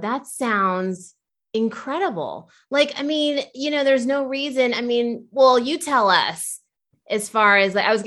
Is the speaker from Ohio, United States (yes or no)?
yes; Ohio, United States; I grew up in Ohio too